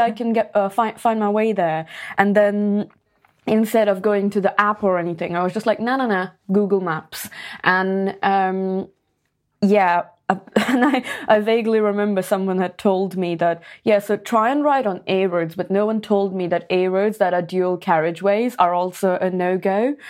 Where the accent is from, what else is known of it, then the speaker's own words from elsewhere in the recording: Pune, Maharashtra, India; I used to play football back in my hometown. So I was in this club called Pune F C